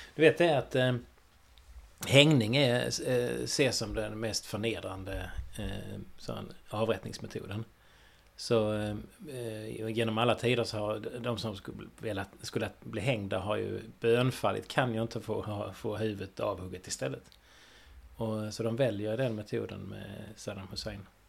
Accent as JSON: {"language": "Swedish", "country": "Sweden", "said": "vi är svenskar ändå"}